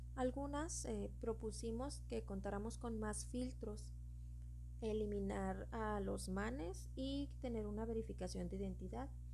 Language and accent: Spanish; Mexico; soy mexicana